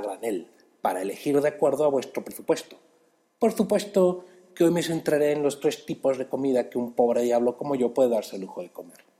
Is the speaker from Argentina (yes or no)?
no; Mexico City, Mexico; Esto es otro chilango sin chamba y yo soy ese chilango